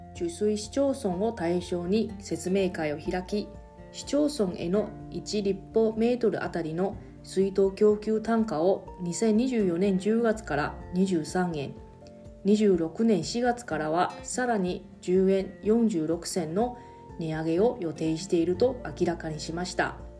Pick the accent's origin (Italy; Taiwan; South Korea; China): Taiwan; now in Okinawa, Japan; 私 の、えー、出身地の台湾